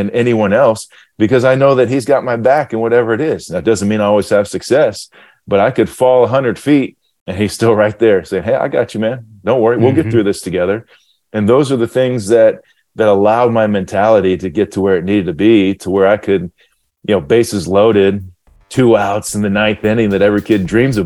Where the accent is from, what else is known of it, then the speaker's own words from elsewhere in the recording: Ohio, United States; growing up in Ohio, I was in Ohio at the time